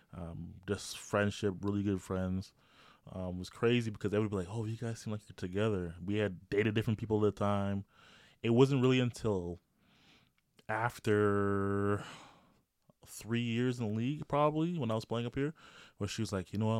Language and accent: English; Toronto, Ontario, Canada; moved away; I grew up in Toronto